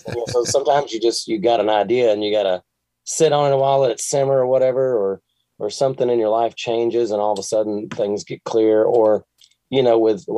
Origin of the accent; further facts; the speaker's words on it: Bowling Green, Kentucky, United States; I grew up in Bowling Green, Kentucky